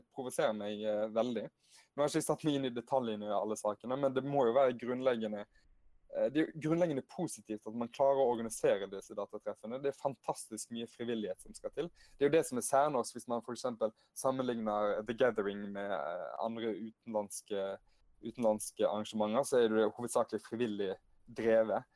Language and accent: Norwegian; Hardanger, Vestland, Norway; also born or lived in Bergen; Født i ah. Bergen, vokste opp i Hardanger